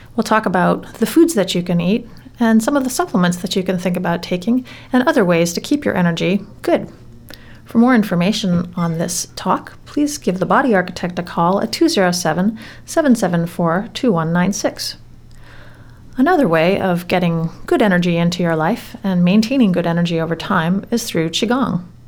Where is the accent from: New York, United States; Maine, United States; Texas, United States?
Maine, United States; I'm from Maine myself